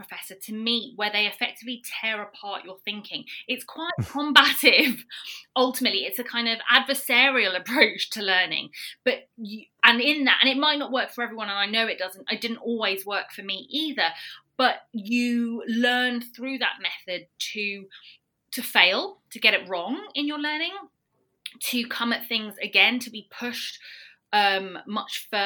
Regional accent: United Kingdom; also born or lived in Algeria (heritage); now in London, United Kingdom; I'm British Algerian based in London

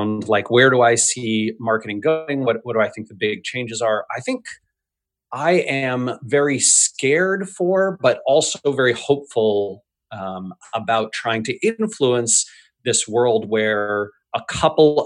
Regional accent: United States; I'm an American

